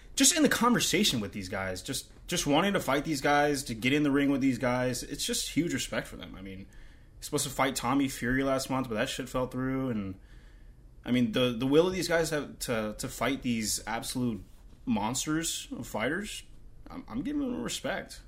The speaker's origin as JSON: {"language": "English", "region": "South Florida", "country": "United States", "tie": "born or raised there", "said": "we grew up in South Florida with this guy"}